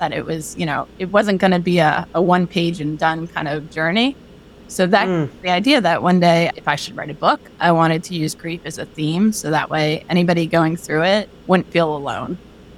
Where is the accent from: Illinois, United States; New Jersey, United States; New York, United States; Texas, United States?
Illinois, United States; Chicago; born there; also born or lived in Philadelphia / Boston / North Carolina; I was born in Chicago, lived in Philly, lived in Boston, lived in North Carolina. And then a year ago, I moved outside Seattle, Washington.